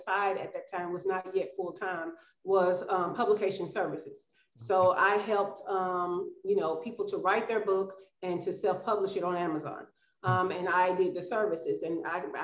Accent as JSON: {"language": "English", "town": "Birmingham", "region": "Alabama", "country": "United States", "tie": "born or raised there", "also_born_or_lived": "Georgia", "moved": "as an adult", "lives_now": "Playa del Carmen, Mexico", "said": "I am from Birmingham, Alabama. That is where I was raised. That is my hometown"}